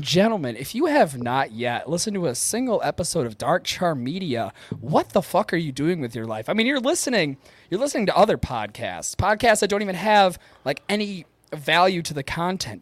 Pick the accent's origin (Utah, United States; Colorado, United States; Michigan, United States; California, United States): Michigan, United States; Upper Peninsula; accent: Yooper; I try a Boston accent, and it turns into my Youper accent